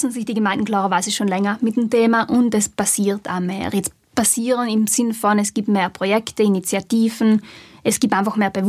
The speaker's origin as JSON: {"language": "German", "region": "South Tyrol", "country": "Italy", "said": "Und die Leute werden von uns nicht wirklich als, also halt von die Südtiroler oft nicht als Südtiroler anerkannt"}